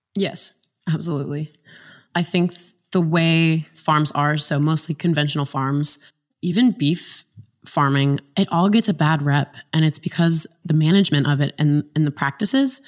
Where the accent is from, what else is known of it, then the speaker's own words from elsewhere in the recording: West Virginia, United States; I grew up in a small town in West Virginia